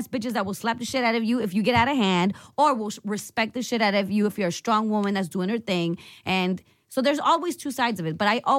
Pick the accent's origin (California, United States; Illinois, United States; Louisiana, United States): California, United States; now in New York City, United States; I moved away from California in end of 99. And yeah, like end of 99. So that's when I left. And then I've been here for 17 years.